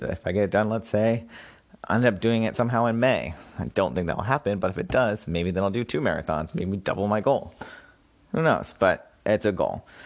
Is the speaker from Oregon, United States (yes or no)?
no; Massachusetts, United States; moved away as an adult; also born or lived in Brooklyn, New York; I moved back to my home state of Massachusetts.